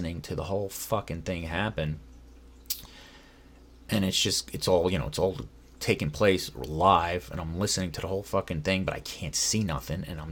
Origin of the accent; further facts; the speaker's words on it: New York, United States; now in Los Angeles, United States; I'm from New York